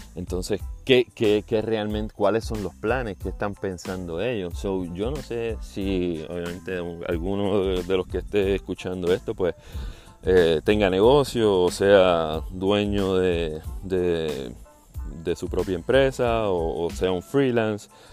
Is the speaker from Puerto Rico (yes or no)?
yes; Juana Díaz, Puerto Rico; moved away as an adult; now in South Florida, United States; puertorriqueño de Juana Díaz, ah, viviendo en el sur de la Florida. Eh, hace seis años me mudé de Puerto Rico.